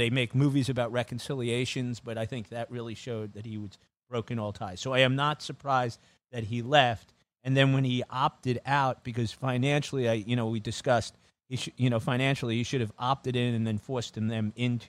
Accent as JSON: {"language": "English", "town": "Brooklyn", "region": "New York", "country": "United States", "tie": "born there", "said": "I was born in Brooklyn."}